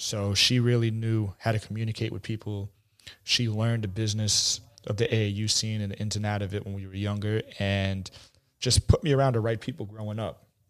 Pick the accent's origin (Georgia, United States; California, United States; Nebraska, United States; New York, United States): New York, United States; New York City; I grew up in Bayside, Queens